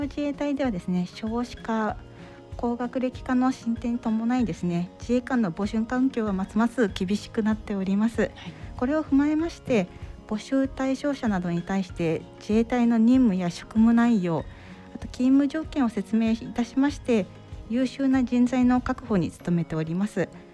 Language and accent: Japanese; Toyohashi, Aichi, Japan; now in Maizuru, Japan; 愛知県特にあの私は豊橋出身なんですけれども